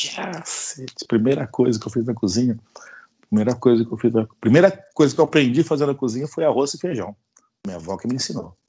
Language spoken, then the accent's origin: Portuguese; Itápolis, São Paulo, Brazil; Tudo aqui em casa, tudo aqui em Itápolis, aqui que é bem interiorzão aí na, na, de São Paulo